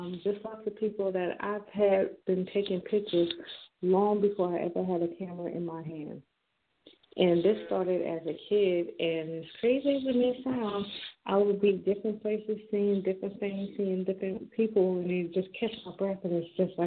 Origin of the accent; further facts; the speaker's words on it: Jersey Shore, New Jersey, United States; now in Maryland, United States; I am a Jersey girl to heart. You can take me out of Jersey, but you can't take the Jersey out of me. I am born in Jersey Shore.